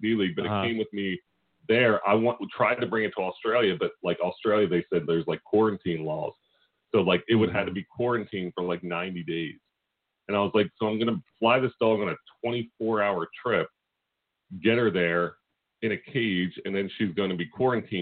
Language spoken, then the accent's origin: English; Philadelphia, Pennsylvania, United States; you get a different rep when you're from Philly